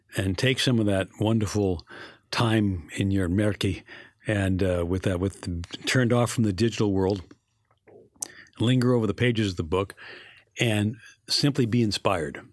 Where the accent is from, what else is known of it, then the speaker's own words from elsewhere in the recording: New York, United States; I'm a New Yorker